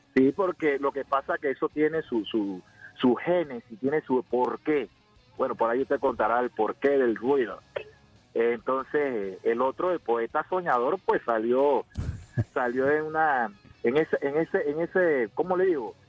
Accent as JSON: {"language": "Spanish", "country": "Panama", "said": "nosotros los panameños"}